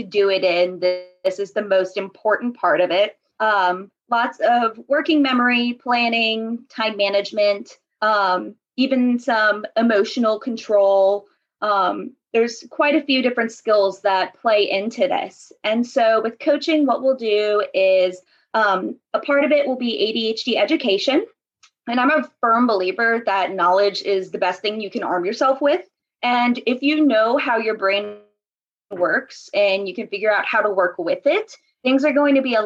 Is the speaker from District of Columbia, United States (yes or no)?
no; New Orleans, Louisiana, United States; NOLA born and raised